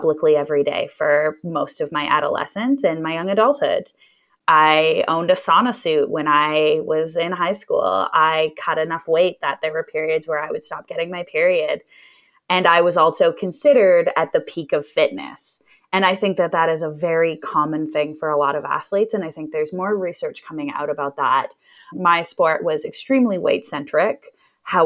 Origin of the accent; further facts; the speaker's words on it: Edmonton, Alberta, Canada; growing up in Edmonton, I like Edmonton. I think that it's kind of like living in a small town, but over a million people live here.